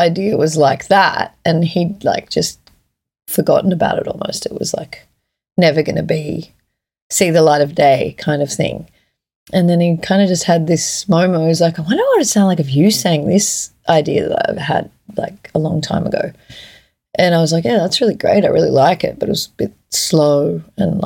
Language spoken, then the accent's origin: English; Australia; also born or lived in Edinburgh; me being Australian